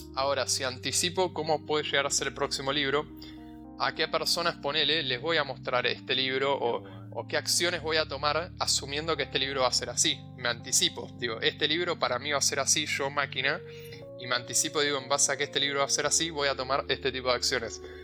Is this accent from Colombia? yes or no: no; Argentina